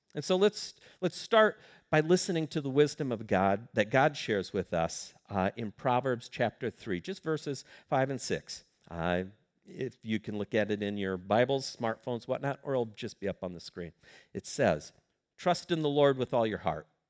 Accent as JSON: {"language": "English", "town": "Sioux Falls", "region": "South Dakota", "country": "United States", "tie": "born or raised there", "said": "I grew up in Sioux Falls, South Dakota"}